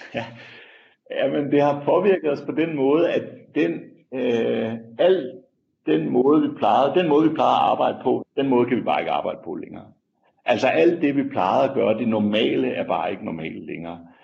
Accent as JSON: {"language": "Danish", "country": "Denmark", "moved": "as an adult", "lives_now": "South Africa", "said": "hjemme i Danmark"}